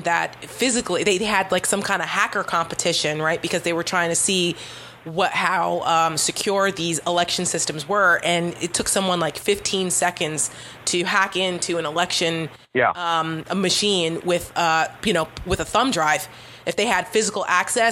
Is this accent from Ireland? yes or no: no; United States; as an American, not only as a Republican